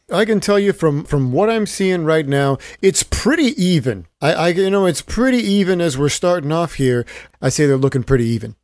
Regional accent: Stockton, California, United States; my hometown of Stockton, California at the University of the Pacific

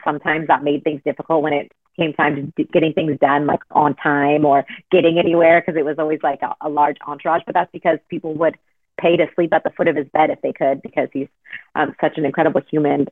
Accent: Southern California, United States; growing up in Southern California

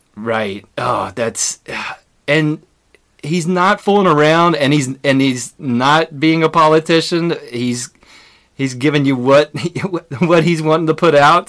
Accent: West Virginia, United States; we're both from West Virginia

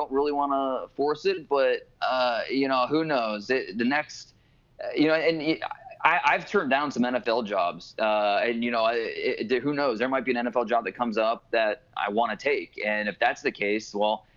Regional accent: Warren, Ohio, United States; now in Frisco, United States; we grew up in Warren, Ohio, about an hour away from Cleveland

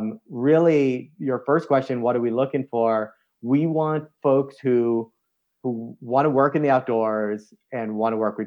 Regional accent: East Coast, United States; as I reflect on my life of growing up in the East Coast and playing soccer and lacrosse and then moving into adventure sports

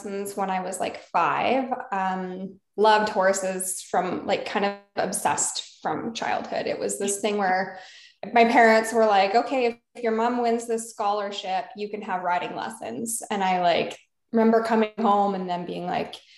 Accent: Alberta, Canada; So I've moved all over. But I grew up in Alberta, Canada

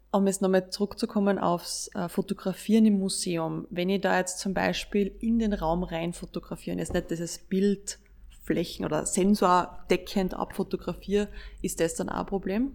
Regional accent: Austria; bei uns in Österreich

